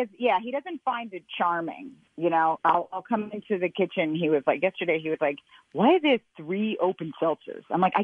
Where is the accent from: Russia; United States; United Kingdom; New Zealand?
United States; Brooklyn, New York; I'm from Brooklyn proper